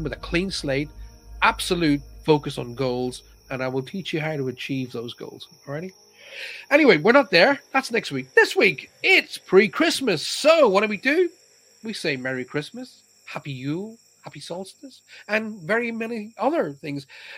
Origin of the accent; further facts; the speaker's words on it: Ireland; accent: Irish; My accent has gone. Well, my pals all say to me, oh my God, you're so English. A lot of people from the United States go, oh, you've got a beautiful Irish accent.